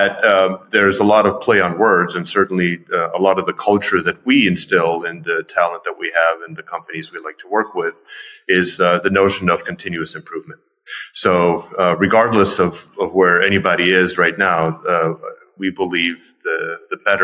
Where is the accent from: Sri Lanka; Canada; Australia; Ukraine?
Ukraine; moved away; also born or lived in Pittsburgh, United States; even though I'm originally from Ukraine, I was this Ukrainian dancing salsa